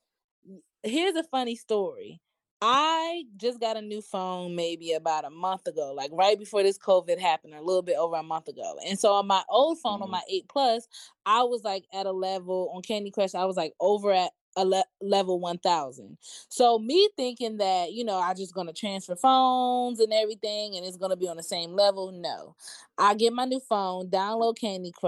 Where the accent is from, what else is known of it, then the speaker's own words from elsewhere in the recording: Maryland, United States; I'm from Maryland